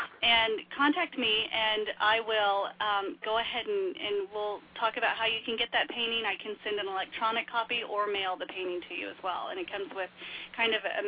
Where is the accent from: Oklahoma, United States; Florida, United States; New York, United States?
Oklahoma, United States; El Reno; I'm from El Reno, Oklahoma. I spent many, many high school days in Norman having fun, yes.